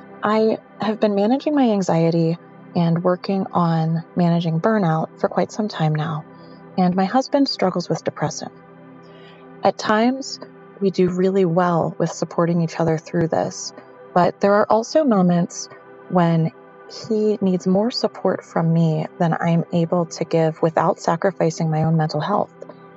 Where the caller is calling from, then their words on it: Pennsylvania, United States; Hi, dear Headspace. … I'm calling in from Pennsylvania.